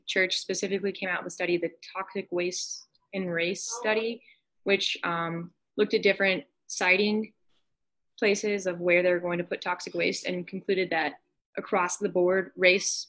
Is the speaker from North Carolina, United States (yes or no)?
yes; North Carolina, United States; I'm from North Carolina